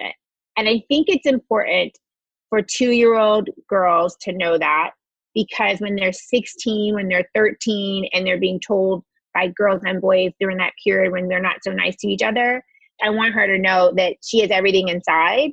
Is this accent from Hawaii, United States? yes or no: no; Chattanooga, Tennessee, United States; I grew up in Chattanooga, Tennessee